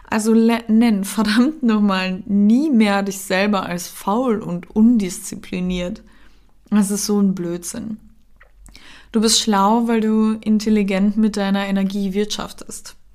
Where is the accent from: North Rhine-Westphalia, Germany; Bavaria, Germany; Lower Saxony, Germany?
North Rhine-Westphalia, Germany; Cologne; dann die Familie von meinem ähm, Freund wohnt in der Nähe von Hamburg, dann dies und dann das und wir sind ja aus Köln und dadurch waren wir halt viel unterwegs.